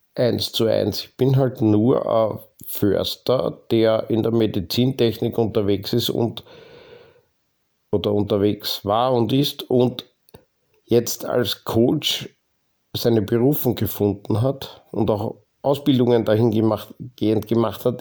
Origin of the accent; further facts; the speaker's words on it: Lower Austria, Austria; bei uns in Niederösterreich